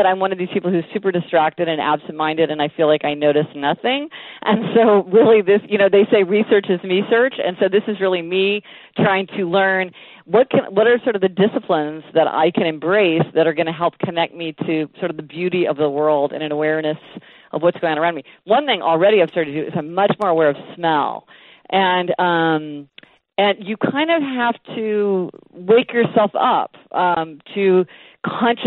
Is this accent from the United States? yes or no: yes; Kansas City, Missouri, United States; now in New York, United States; I grew up in Kansas City